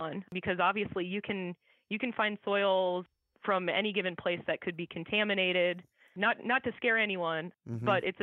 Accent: Iowa, United States; I grew up in Iowa

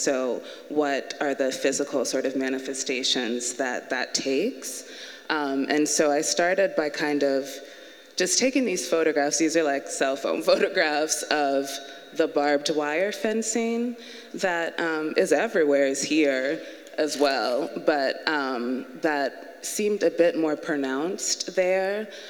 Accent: the South, United States; the fact that my mother is from Liberia, my father is from Kenya, and I was born and raised moving around in the South, influences the way that I think about space in my work

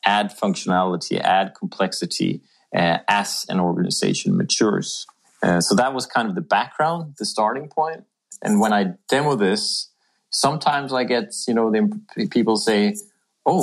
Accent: Sweden; moved away as an adult; also born or lived in Bedford / Philadelphia / South America; now in Denmark; I'm Swedish. I'm from the Swedish woods, and I've had a bit of an international career.

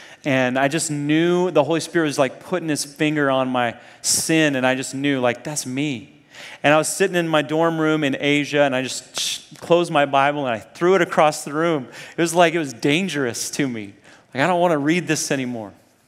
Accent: Nairobi, Kenya; also born or lived in Zambia; So I grew up in Africa, first in Zambia. When I was like 1 year old, my parents took me to the middle of nowhere, Zambia, this tiny little town. And then when I was 9, I moved to Nairobi, Kenya

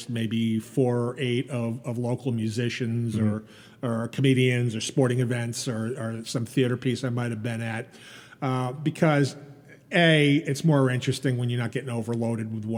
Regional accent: East Meadow, New York, United States; I grew up here in East Meadow

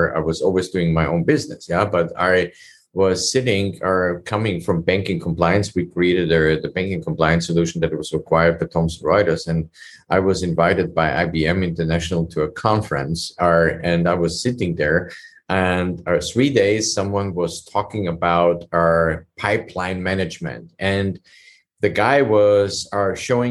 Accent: Vienna, Austria; moved away as an adult; now in United States; I'm originally from Europe. I came from Austria, Vienna, and immigrated legally

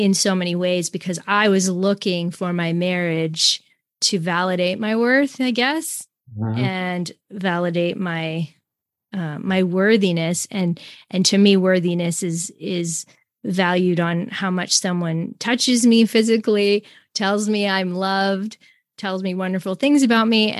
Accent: Canada; I'm Canadian, American, and then I'm French

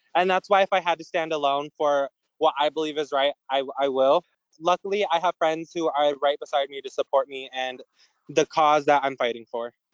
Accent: Wolf Point, Montana, United States; also born or lived in Billings, Montana / Flathead Reservation, Montana; In high school, I came back to my hometown and it's where I've been residing

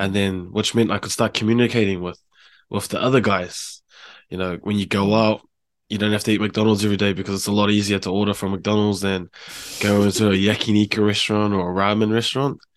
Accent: Hamilton, Waikato, New Zealand; moved away as an adult; also born or lived in Palmerston North / Auckland; now in Japan; I grew up in, uh, Hamilton, H Town. I was born in Palmerston North, though

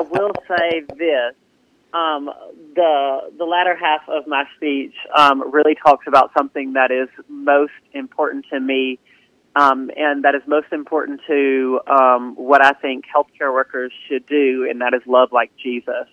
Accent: Southaven, Mississippi, United States; also born or lived in Starkville, Mississippi; when I was um, about one, I moved to South Haven, Mississippi, and I've been um, in South Haven my entire life

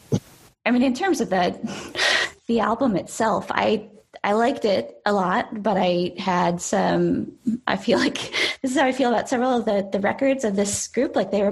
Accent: United States; as an American who's maybe not super keyed into some of like the UK class references in particular

